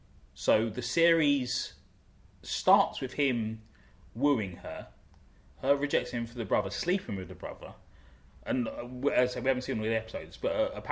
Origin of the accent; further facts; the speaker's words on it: London, United Kingdom; growing up in South London